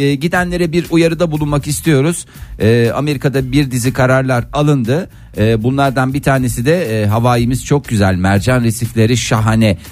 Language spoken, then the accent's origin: Turkish; Adana, Turkey; Ben Adanalıyım